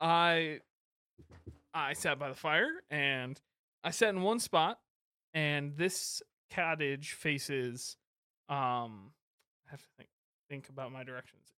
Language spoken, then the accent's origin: English; Michigan, United States; I'm from Michigan